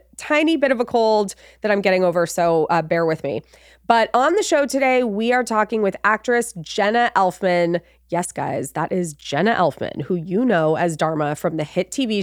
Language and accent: English; Los Angeles, California, United States; moved away; also born or lived in Nashville; growing up in Los Angeles